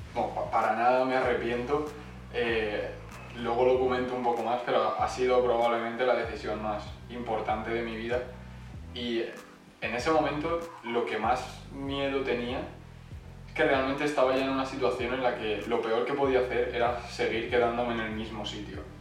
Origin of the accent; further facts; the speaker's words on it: Elche, Valencian Community, Spain; moved away as an adult; now in Switzerland; soy de Elche, aunque fui a Valencia a estudiar